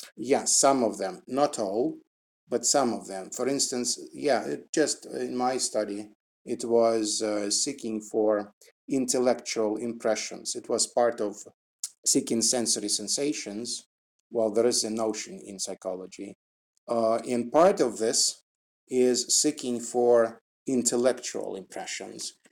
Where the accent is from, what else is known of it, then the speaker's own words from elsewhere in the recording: Russia; English is a second language; now in Moscow, Russia; I was born in Russia and now it's Moscow outside